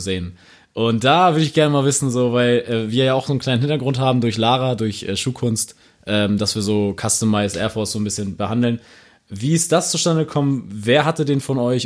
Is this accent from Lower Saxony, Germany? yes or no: yes; Buxtehude, Lower Saxony, Germany; Ich komme aus Buxtehude